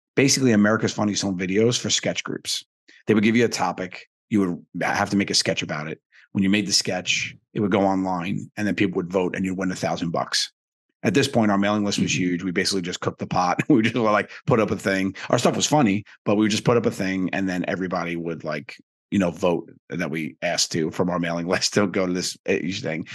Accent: New York City, New York, United States; I grew up in Staten Island, New York

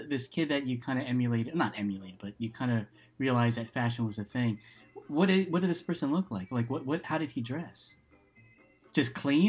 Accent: East Coast, United States; now in California, United States; you and I grew up in the East Coast.

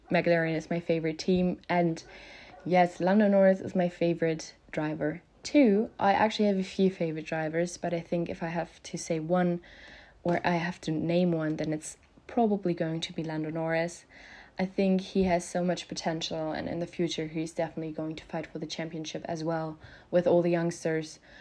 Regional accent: Germany; English is a second language; I'm from Germany, so please excuse my grammar or pronunciation mistakes. I am not a native speaker

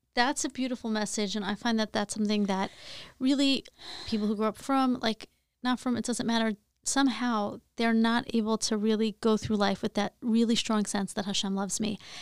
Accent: Dix Hills, New York, United States; I grew up in Long Island, very suburban

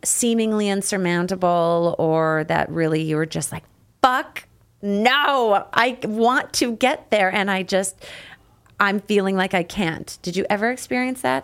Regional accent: Canada; I got the can-, Canadian in me

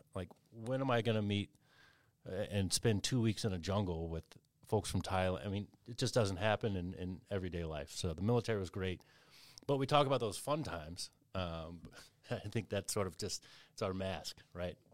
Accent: Kentucky, United States; moved away; I grew up in Kentucky

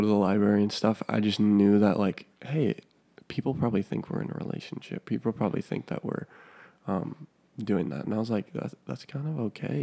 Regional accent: Minnesota, United States; also born or lived in Wisconsin; I moved from Wisconsin over here to Miss, Minnesota, went to this small little private school.

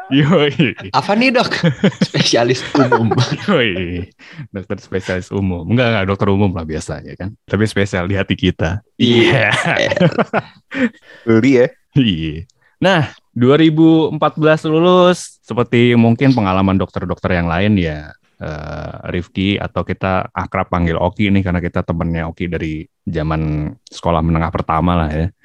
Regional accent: Papua, Indonesia; gue kan orang Irian.

